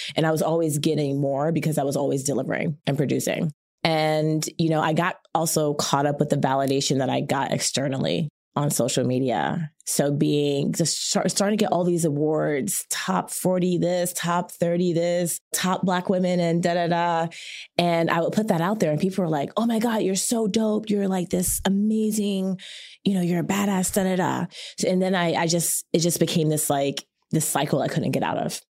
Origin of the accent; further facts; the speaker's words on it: Chapel Hill, North Carolina, United States; moved away as an adult; also born or lived in Washington, D.C.; I was born in D C. My family's Caribbean, but I spent middle and high school in Chapel Hill, North Carolina